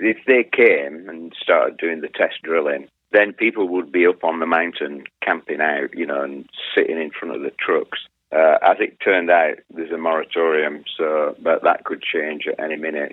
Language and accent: English; England, United Kingdom; now in Twisp, United States; I'm English. I'm English